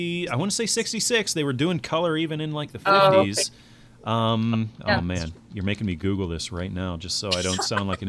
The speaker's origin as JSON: {"language": "English", "country": "United States", "said": "I'm American"}